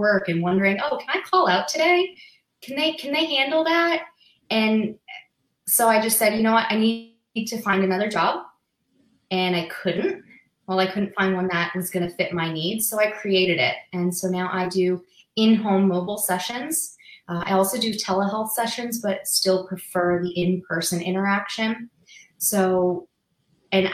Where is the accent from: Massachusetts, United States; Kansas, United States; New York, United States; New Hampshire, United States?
Massachusetts, United States; now in Las Vegas, United States; I'm originally from Massachusetts